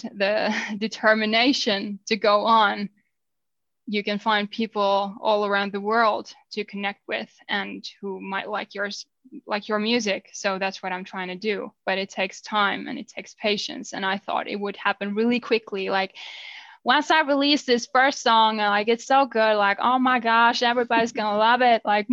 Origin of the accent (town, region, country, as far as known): Finland; first language Finnish; English is a second language